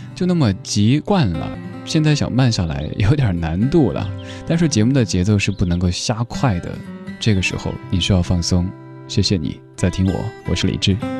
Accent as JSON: {"language": "Chinese", "town": "Chengdu", "region": "Sichuan", "country": "China", "tie": "born or raised there", "moved": "yes", "lives_now": "Beijing, China", "said": "生活在我们的家乡成都"}